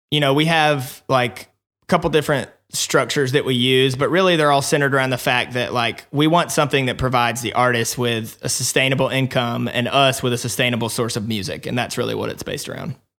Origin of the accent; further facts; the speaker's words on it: Alabama, United States; accent: twang; moved away as an adult; also born or lived in Nashville, Tennessee; I was born in Alabama. Probably you can hear some of that little twang still in my voice